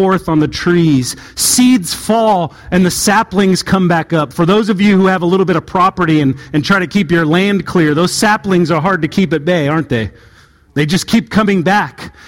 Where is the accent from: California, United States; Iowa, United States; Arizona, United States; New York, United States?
California, United States; Southern; moved away; where I grew up in Southern California